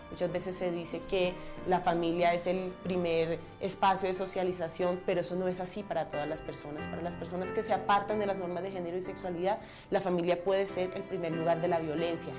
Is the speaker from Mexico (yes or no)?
no; Montes de María, Colombia; Soy mujer transgénero de los Montes de María